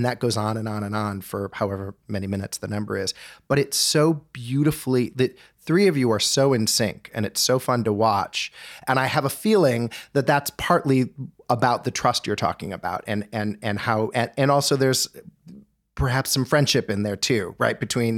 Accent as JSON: {"language": "English", "town": "Winnetka", "region": "Illinois", "country": "United States", "tie": "born or raised there", "said": "Yeah. I grew up in Winnetka."}